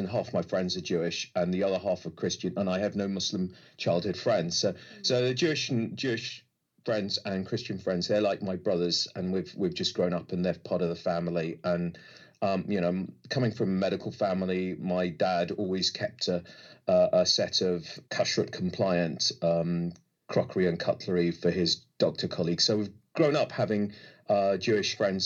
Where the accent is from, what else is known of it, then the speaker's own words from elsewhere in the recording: United Kingdom; also born or lived in Egypt; our little, you know, North London, Hertfordshire bubble